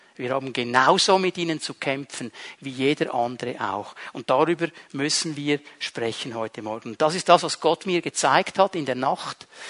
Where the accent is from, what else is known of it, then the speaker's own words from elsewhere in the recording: Switzerland; bei uns in der Schweiz